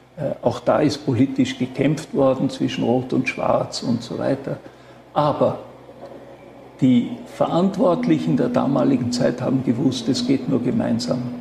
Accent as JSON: {"language": "German", "area": "Schruns", "region": "Vorarlberg", "country": "Austria", "tie": "born or raised there", "said": "Ich bin in Schons aufgewachsen"}